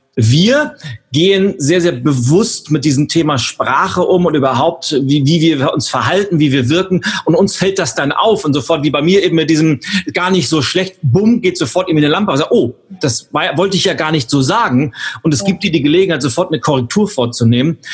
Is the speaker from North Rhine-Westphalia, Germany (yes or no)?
no; Berlin, Germany; wir, Berlin, wir Berliner